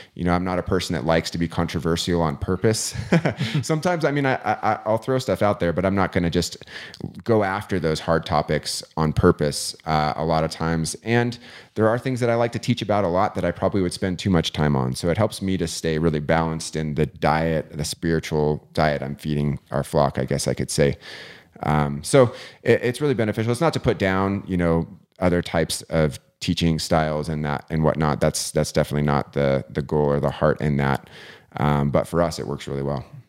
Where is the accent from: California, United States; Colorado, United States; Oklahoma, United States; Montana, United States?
Colorado, United States; Vail; now in Eagle, United States; I grew up in Vail, um, which is just, you know, fifteen minutes up the road, and we had bears constantly